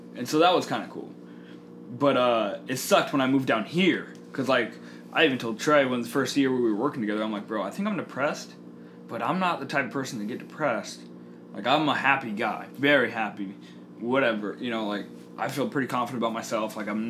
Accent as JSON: {"language": "English", "town": "Sugar Land", "region": "Texas", "country": "United States", "tie": "born or raised there", "also_born_or_lived": "Sioux City, Iowa", "said": "I was born in Sioux City, Iowa, and then I moved to Sugarland, Texas. It's like a little suburb of Houston, and then lived there for like 5 years."}